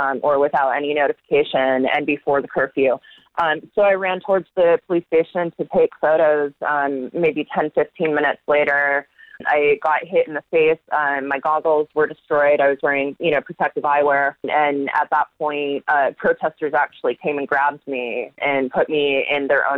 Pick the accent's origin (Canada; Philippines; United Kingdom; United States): United States